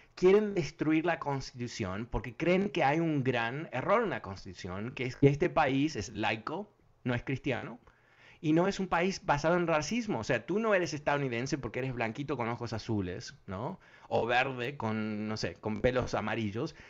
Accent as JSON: {"language": "Spanish", "country": "Uruguay", "moved": "yes", "lives_now": "United States", "said": "no voy a ser francés, voy a ser un uruguayo que vive en Francia"}